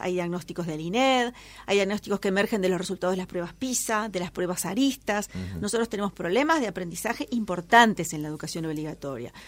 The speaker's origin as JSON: {"language": "Spanish", "country": "Uruguay"}